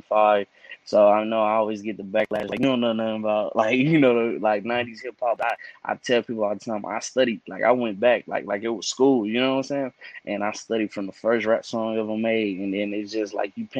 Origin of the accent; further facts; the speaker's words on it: Cedar Hill, Texas, United States; I'm from City Hill. It's outside of Dallas, but definitely from City Hill, Texas